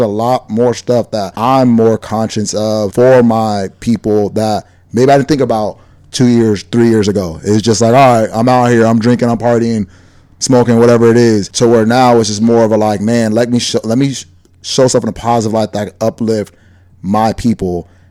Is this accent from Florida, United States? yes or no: no; Decatur, Georgia, United States; born there; also born or lived in Oakland / Sacramento; now in Los Angeles, United States; So I was born in Decatur, Georgia, surrounded by Black folks. Moved out to Oakland, Sacramento. And then mom moved out here to East L.A. And I've just been surrounded by Hispanics.